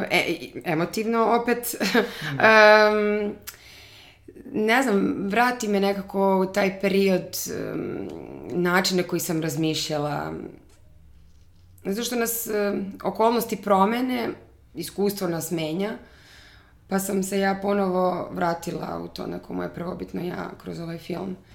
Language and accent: Croatian; Bijela, Herceg Novi Municipality, Montenegro; also born or lived in Los Angeles, United States; now in Belgrade, Serbia; ja sam iz Bijele, um, tamo sam odrasla